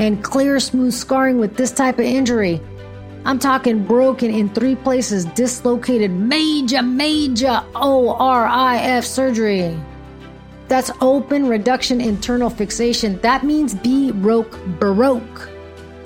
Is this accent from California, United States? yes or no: yes; Fremont, California, United States; moved away as an adult; now in the South, United States; my hometown of Fremont, California, where my family immigrated to in the 1850s from Portugal